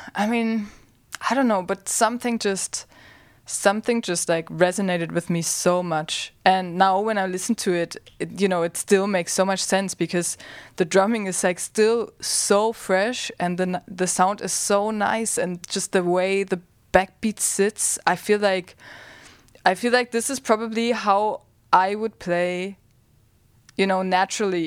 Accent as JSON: {"language": "English", "country": "Germany", "tie": "born or raised there", "said": "I grew up in Germany."}